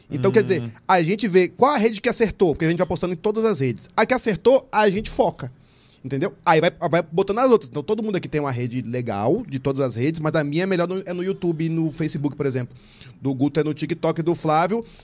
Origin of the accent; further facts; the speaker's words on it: Curitiba, Paraná, Brazil; born there; Eu nasci em Curitiba.